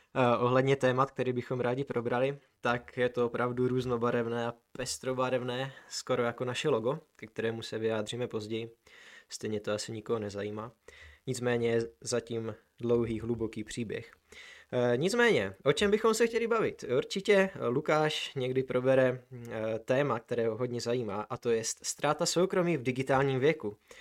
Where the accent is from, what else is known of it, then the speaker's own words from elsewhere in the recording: Brno, South Moravian Region, Czechia; jsme z Brna